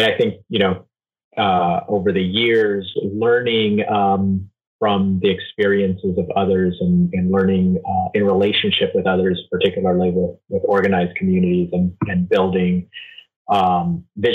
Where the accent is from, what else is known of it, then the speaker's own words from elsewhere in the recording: Los Angeles, California, United States; also born or lived in Ecuador; now in San Francisco, United States; I'm originally an immigrant from Ecuador, from rural areas, grew up in a farm, came to the U.S. Pretty young as a five-year-old, grew up in the suburbs of Los Angeles